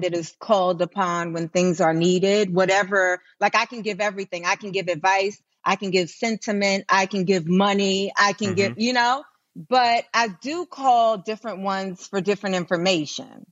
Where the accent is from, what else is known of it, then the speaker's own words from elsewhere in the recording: New York City, New York, United States; in New York City, we grew up in Manhattan